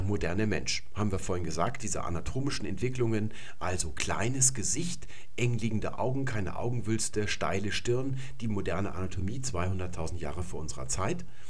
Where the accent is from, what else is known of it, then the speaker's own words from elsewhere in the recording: Germany; first language German; hier bei uns in Deutschland